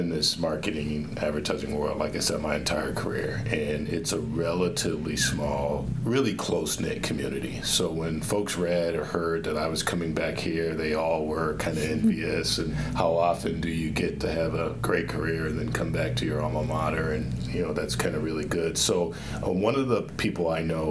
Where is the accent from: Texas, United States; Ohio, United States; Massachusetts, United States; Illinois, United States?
Ohio, United States; Youngstown; moved away as an adult; also born or lived in Los Angeles, United States; I grew up in Northeast Ohio in the Youngstown area